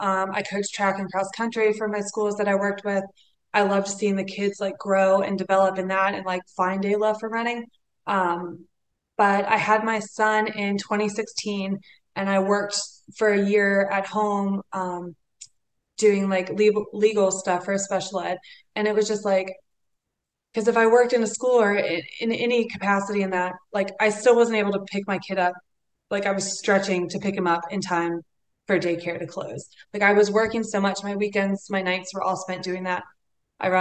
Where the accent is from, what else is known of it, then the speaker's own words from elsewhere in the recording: Atlanta, Georgia, United States; so my background was actually, I grew up in Atlanta, and you know, running was not really like a sport, like coming from my family, like very Southern, a little traditional